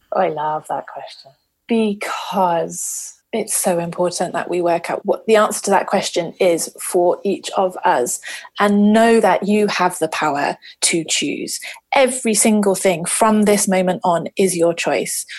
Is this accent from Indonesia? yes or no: no; London, United Kingdom; moved away as an adult; now in Issaquah, United States; I'm a South Londoner and I currently live in Issaquah on the beautiful west coast of North America